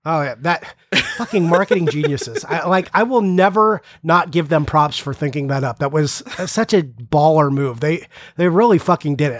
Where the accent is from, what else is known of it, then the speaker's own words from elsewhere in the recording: California, United States; I'm from California